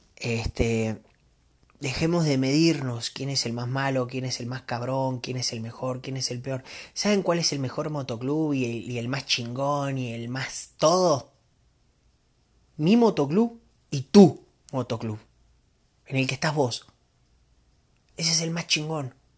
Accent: Argentina; moved away as an adult; now in Mexico; yo soy argentino, este, vivo acá en México hace 15 años

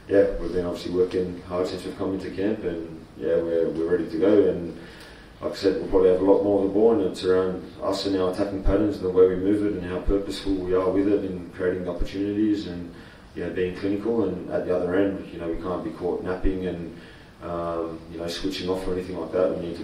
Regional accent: Australia; what we stand for as being, yeah, the Australian national team and being an Australian.

